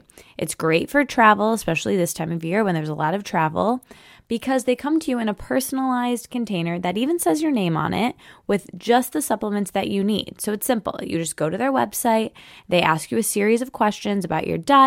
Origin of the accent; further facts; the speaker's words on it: Michigan, United States; moved away; I'm recording this from Michigan. I'm still home there